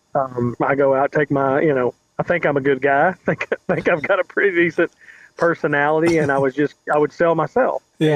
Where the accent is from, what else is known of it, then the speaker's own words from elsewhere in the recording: Shelbyville, Kentucky, United States; accent: southern; moved away as an adult; also born or lived in Lexington, Kentucky / Phoenix, Arizona; now in Huntsville, United States; I grew up in just outside of Louisville in a, town called Shelbyville, Kentucky